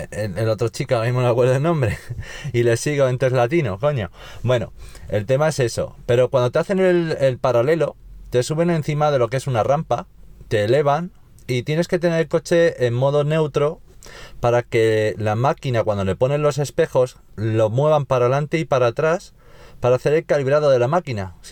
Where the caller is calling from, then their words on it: Navalcarnero, Community of Madrid, Spain; Buenas tardes chicos … de Navalcarnero.